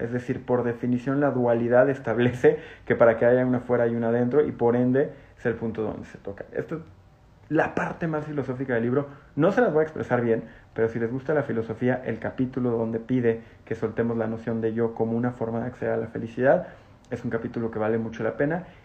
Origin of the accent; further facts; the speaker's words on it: Mexico; como mexicanos